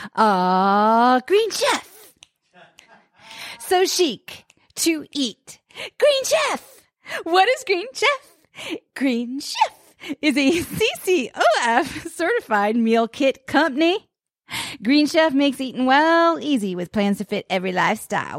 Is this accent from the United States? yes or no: yes; East Coast, United States; now in Los Angeles, United States; I grew up on the East Coast